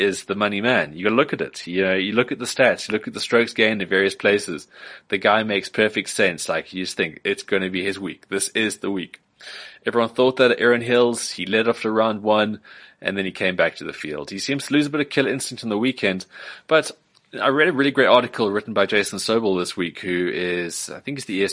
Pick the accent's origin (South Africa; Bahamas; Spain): South Africa; as a South African